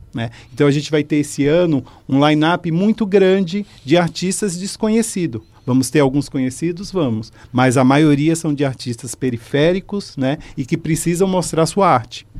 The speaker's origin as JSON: {"language": "Portuguese", "region": "São Paulo", "country": "Brazil", "said": "Eu sou da periferia né, de São Paulo"}